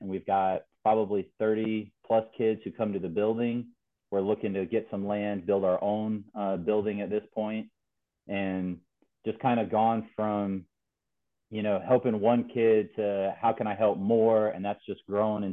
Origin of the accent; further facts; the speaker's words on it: North Carolina, United States; Born and raised in North Carolina